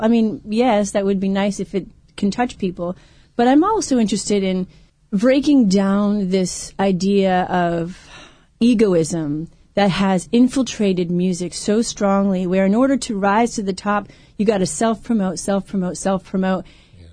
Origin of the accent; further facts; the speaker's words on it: Vermont, United States; moved away as an adult; also born or lived in Ohio; now in southern California, United States; my home state